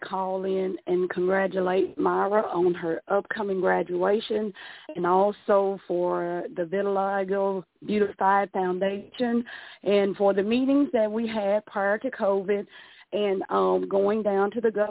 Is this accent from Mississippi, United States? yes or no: yes; Mississippi, United States; I'm from Mississippi.